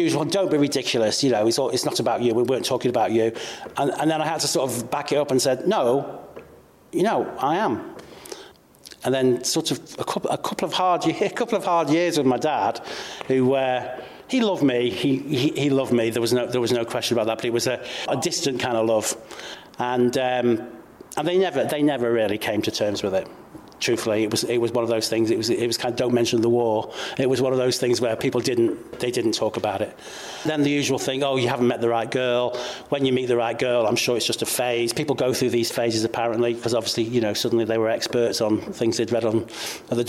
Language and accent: English; Cheshire, North West England, United Kingdom; I'm 57 years old and I'm from Cheshire